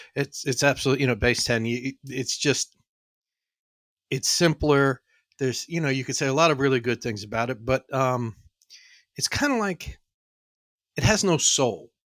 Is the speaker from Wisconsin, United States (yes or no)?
no; New York City, New York, United States; also born or lived in New England; I was born and raised in the Bronx, and then from the Bronx, we went out to the suburbs.